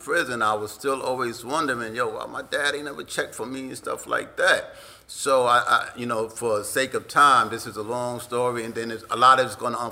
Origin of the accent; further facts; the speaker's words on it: New York City, New York, United States; I grew up in South Jamaica, Queens, and that's in New York